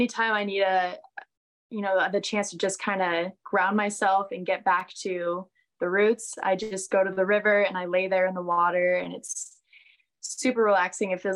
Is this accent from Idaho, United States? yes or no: yes; Boise, Idaho, United States; growing up in Idaho